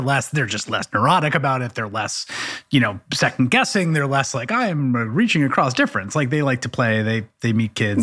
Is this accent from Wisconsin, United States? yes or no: no; New York City, New York, United States; growing up in the Bronx